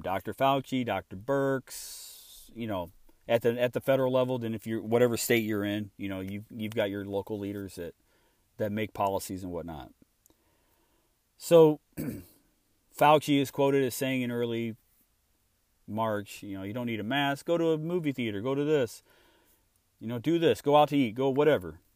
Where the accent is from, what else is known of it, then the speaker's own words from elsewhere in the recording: Illinois, United States; moved away as an adult; now in Texas, United States; I'm from Illinois. I grew up there